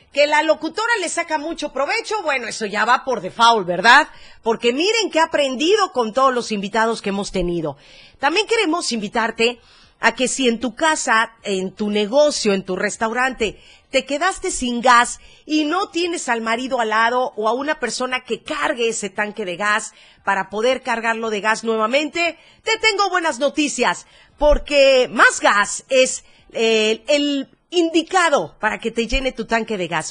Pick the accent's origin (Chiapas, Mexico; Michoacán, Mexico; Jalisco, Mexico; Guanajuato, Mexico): Chiapas, Mexico; Somos chiapanecos, somos arrechos, somos morenitos